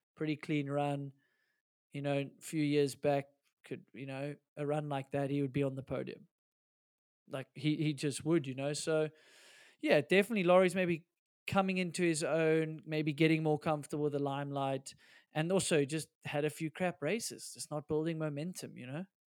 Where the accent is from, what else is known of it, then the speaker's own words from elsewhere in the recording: South Africa; we're South African